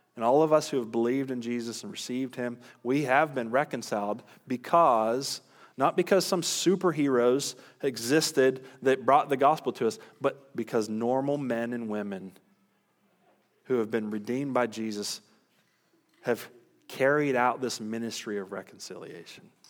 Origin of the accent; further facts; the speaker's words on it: United States; American Christians